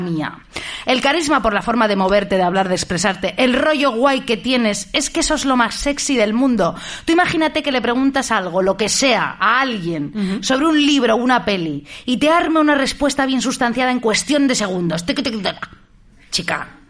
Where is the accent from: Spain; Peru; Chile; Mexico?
Spain; Madrid, Community of Madrid; soy de Madrid yo